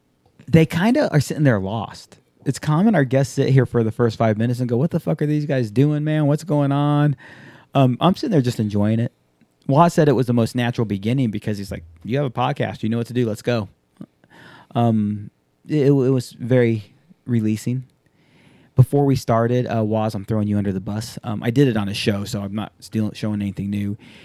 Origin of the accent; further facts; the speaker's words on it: Alabama, United States; also born or lived in Japan / Hawaii / Tennessee; So you've heard me talk about, grew up in Japan, grew up in Hawaii, Tennessee, Alabama. I grew up in Alabama.